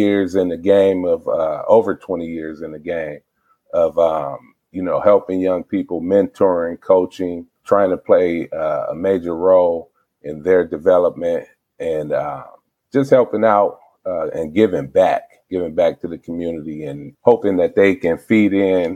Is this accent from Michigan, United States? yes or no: yes; Flint, Michigan, United States; born and raised in Flint